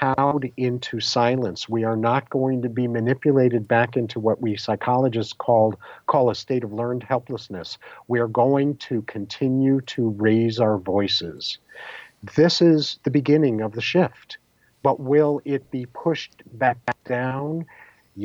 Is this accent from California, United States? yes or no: no; New York, United States; growing up in New York in the 50s and 60s and early 70s